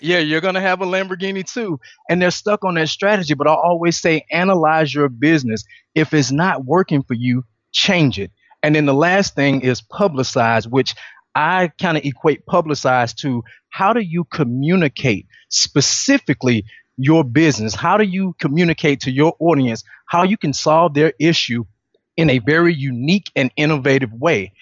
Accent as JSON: {"language": "English", "town": "Atlanta", "region": "Georgia", "country": "United States", "said": "I'm originally from Atlanta, Georgia"}